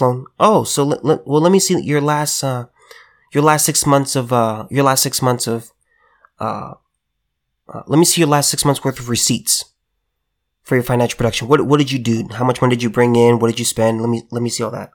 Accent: California, United States; as a California native, I just gotta say this. There will always be, there will always be a piece of California within me. Born, raised, lived here

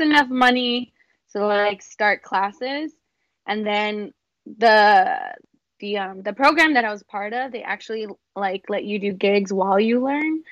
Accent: San Antonio, Texas, United States; moved away as an adult; now in Los Angeles, United States; I am a dance artist from San Antonio, Texas, from the South Side

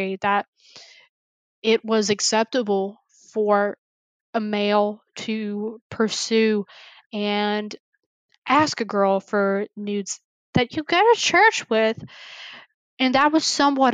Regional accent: the South, Southern United States, United States; growing up in Southern conservative, small white

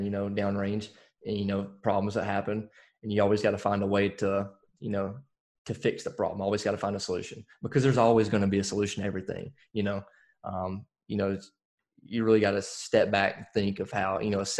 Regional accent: Alabama, United States; now in Fayetteville, United States; I'm originally from Alabama.

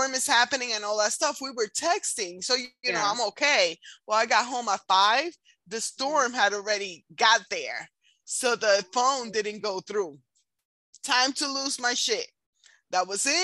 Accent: Puerto Rico; moved away; I'm from Puerto Rico and it's still U.S. territory.

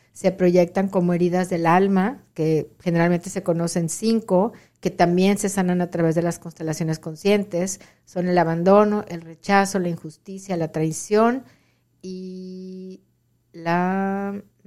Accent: Monterrey, Nuevo León, Mexico; moved away as an adult; now in Rio Grande Valley, Texas, United States; soy originaria de Monterrey

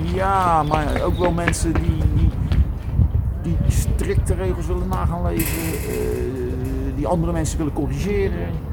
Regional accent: Rotterdam, South Holland, Netherlands; also born or lived in Schiedam; als Rotterdammer van Zuid

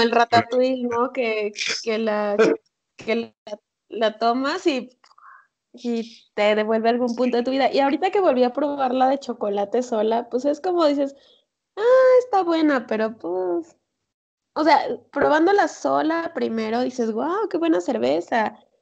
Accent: San Andrés Tuxtla, Veracruz, Mexico; moved away; yo soy de San Andrés Tuxtla, mi mamá también

